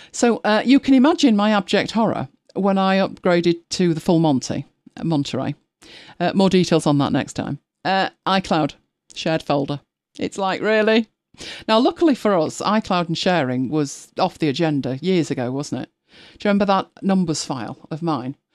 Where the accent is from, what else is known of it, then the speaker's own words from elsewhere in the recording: Lancashire, North West England, United Kingdom; we are from Lancashire, so, um, Nout, Nout means nothing